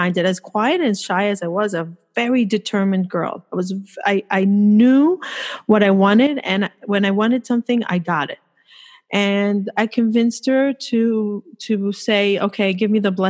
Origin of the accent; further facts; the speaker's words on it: Jerusalem, Jerusalem District, Israel; moved away as an adult; also born or lived in United States; now in New York, United States; I was born in the States, but I moved to Israel. I grew up in Israel. I moved there when I was 2 years old.